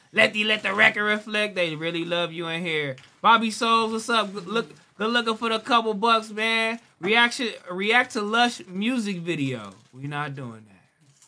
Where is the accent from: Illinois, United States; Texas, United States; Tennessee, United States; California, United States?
Texas, United States; Shout out back on Fig. I'm from Texas.